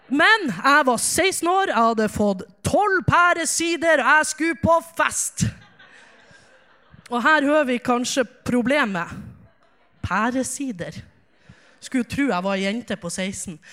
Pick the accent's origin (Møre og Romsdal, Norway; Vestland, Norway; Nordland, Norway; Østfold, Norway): Nordland, Norway; Ulsvåg; Jeg kommer fra Ulsvåg, som dere sikkert hører. Ulsvåg ligger i Hamarøy, Hamarøy ligger i Nordland, og Nordland ligger i Nord-Norge. Og jeg er så glad i Nord-Norge